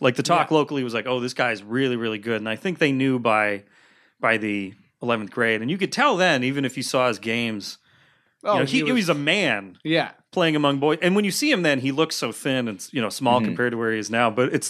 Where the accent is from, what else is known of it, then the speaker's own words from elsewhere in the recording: Cleveland, Ohio, United States; Born and raised in Cleveland, Ohio.